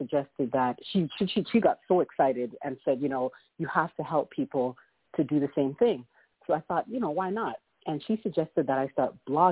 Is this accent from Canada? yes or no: yes; Toronto, Ontario, Canada; moved away as an adult; now in United States; I'm originally from Toronto, Canada